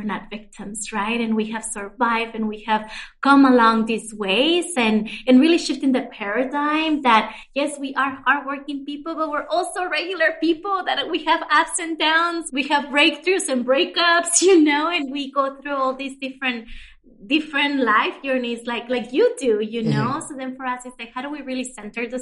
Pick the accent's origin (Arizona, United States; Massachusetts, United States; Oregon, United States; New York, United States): Arizona, United States; I grew up undocumented, meaning that didn't have any papers growing up in Arizona